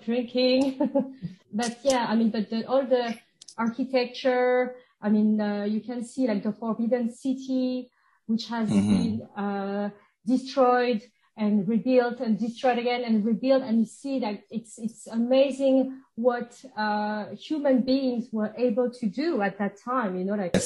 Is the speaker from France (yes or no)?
yes; suburbs of Paris, Île-de-France, France; first language French; English is a second language; moved away as an adult; also born or lived in Switzerland; I grew up in uh, the suburb of Paris